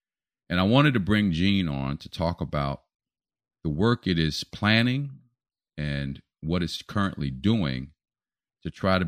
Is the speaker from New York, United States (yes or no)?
no; Philadelphia, Pennsylvania, United States; My hometown.